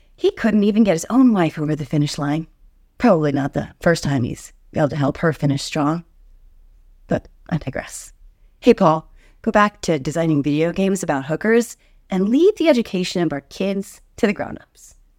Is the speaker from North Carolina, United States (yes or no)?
no; New Jersey, United States; My home state of New Jersey